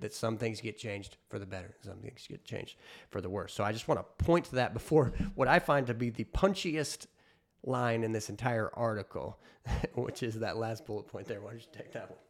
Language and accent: English; United States; as an American